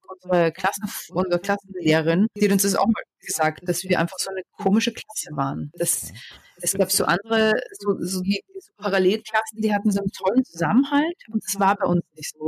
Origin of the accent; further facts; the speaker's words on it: Austria; moved away as an adult; also born or lived in England; now in Berlin, Germany; ich war Österreicherin